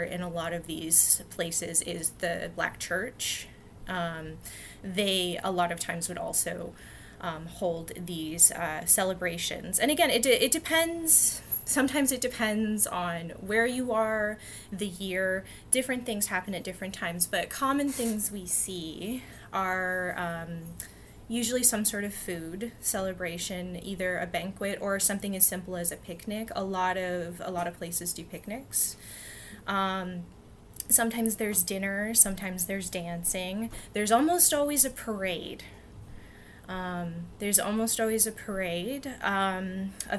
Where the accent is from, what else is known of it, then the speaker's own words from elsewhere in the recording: Chatham, Ontario, Canada; my hometown of Chatham